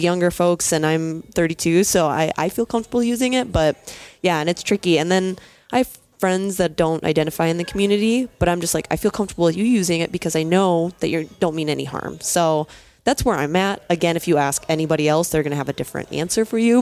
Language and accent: English; Minneapolis, Minnesota, United States; I'm from Minneapolis, Minnesota